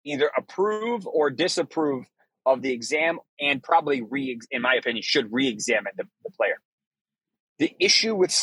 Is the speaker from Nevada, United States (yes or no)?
no; Boston, Massachusetts, United States; I'm from Boston. I'm from Massachusetts.